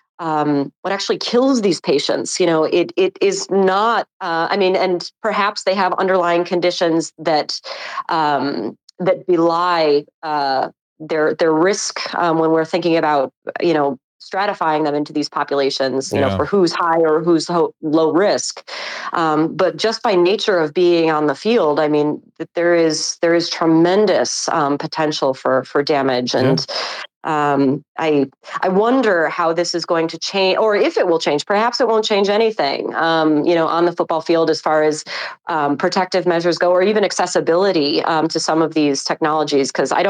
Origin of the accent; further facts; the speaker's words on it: Buffalo, New York, United States; now in New York City, United States; I'm actually from Buffalo, New York.